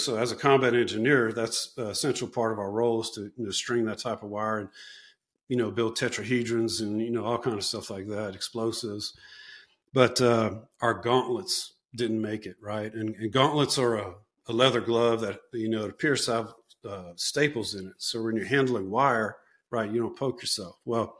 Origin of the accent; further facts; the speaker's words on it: Chicago, Illinois, United States; It's like, man, I'm from Chicago, you know?